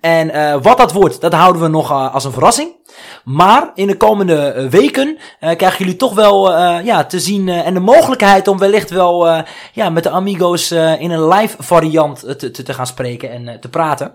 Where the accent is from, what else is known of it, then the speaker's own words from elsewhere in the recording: Netherlands; ik ben geboren in Nederland, maar ik heb een Marokkaanse cultuur